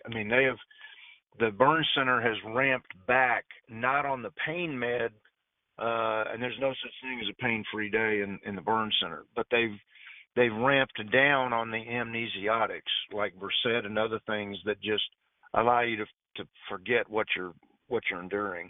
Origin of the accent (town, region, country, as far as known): Fort Worth, Texas, United States; moved away